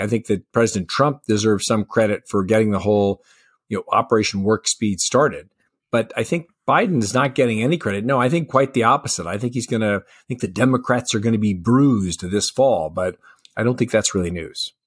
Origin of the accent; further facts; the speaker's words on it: Colorado, United States; my home state of Colorado